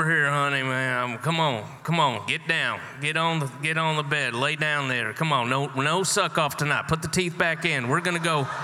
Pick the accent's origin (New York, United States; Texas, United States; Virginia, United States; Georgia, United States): Georgia, United States; where we are from in the South, I grew up in Georgia, just down the road a piece.